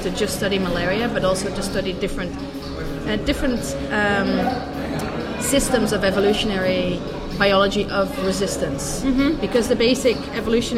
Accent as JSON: {"language": "English", "country": "Netherlands", "also_born_or_lived": "Edinburgh, Scotland / Kenya / Penn State, Pennsylvania", "moved": "as an adult", "lives_now": "Barcelona, Spain", "said": "I'm from the Netherlands and I did my master's in the Netherlands"}